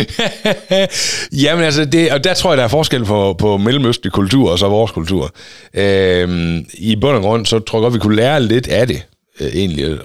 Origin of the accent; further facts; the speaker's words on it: Denmark